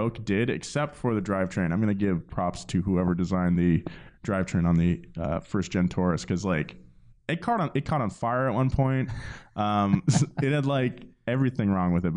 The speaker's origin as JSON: {"language": "English", "town": "Atascadero", "region": "California", "country": "United States", "said": "I'm from Atascadero, California."}